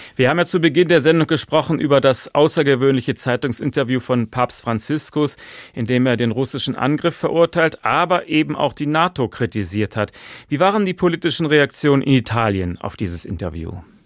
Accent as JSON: {"language": "German", "country": "Germany", "said": "Bei uns in Deutschland"}